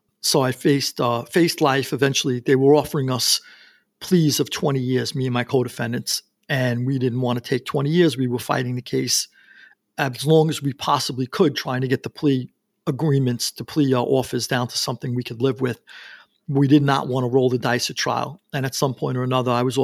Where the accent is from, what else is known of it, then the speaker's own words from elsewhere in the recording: New York City, New York, United States; I grew up in Queens, New York